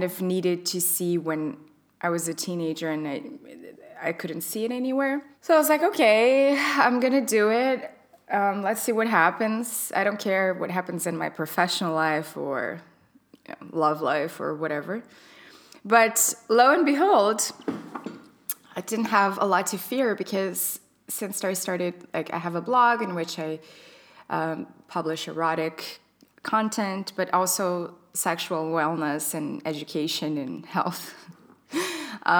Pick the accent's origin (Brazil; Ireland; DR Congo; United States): Brazil; moved away as an adult; now in Berlin, Germany; I'm from Brazil, but I've been living here in Berlin for nearly 5 years now.